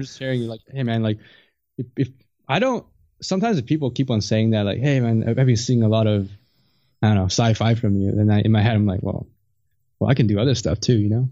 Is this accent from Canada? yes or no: yes; Canada; I'm from Canada, I'm not in the U S